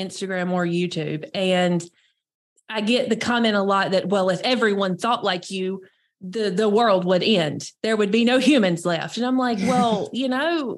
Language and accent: English; North Carolina, United States; I'm born and raised in North Carolina